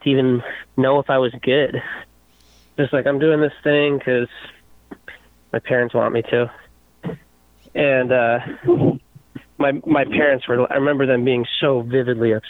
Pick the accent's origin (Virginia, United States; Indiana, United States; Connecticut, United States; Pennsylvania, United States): Connecticut, United States; moved away as an adult; also born or lived in Poughkeepsie, New York / New York City; now in Chico, United States; where I grew up in Connecticut